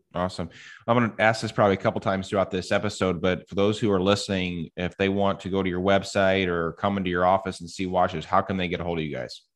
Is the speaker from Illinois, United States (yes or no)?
yes; Edwardsville, Illinois, United States; we grew up in Edwardsville together. My dad was a barber in Edwardsville